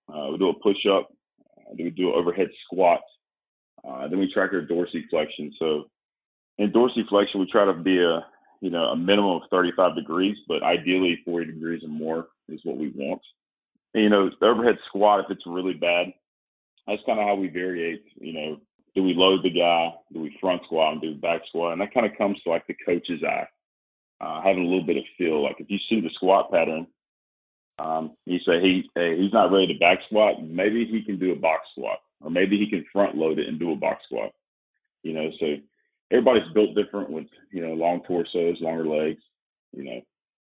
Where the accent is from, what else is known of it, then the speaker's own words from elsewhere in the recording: North Carolina, United States; moved away; I'm actually from North Carolina.